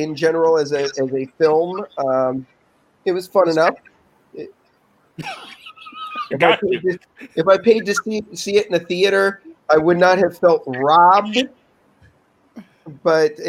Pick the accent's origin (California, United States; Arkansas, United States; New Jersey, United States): California, United States; Orange County; I'm from Orange County, California